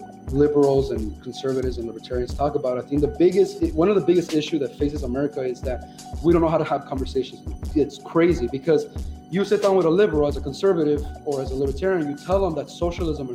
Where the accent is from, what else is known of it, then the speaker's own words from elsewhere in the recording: Chicago, Illinois, United States; I'm from Little Village